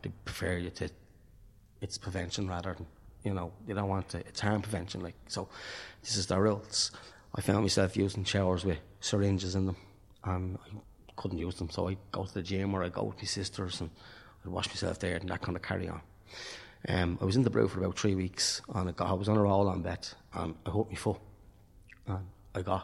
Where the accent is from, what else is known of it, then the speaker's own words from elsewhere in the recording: Tallaght, Leinster, Ireland; now in Dublin, Ireland; I'm from Talla. My family is from Talla. I'm registered in Talla